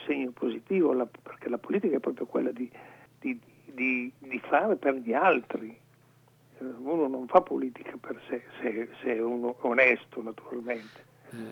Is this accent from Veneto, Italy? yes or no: no; Lumezzane, Lombardy, Italy; io sono originario di Lumezzane